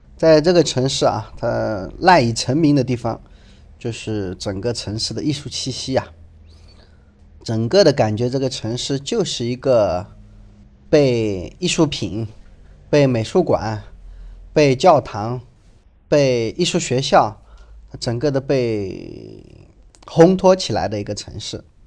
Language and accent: Chinese; China; 这个地方我们中国人更喜欢管它叫翡冷翠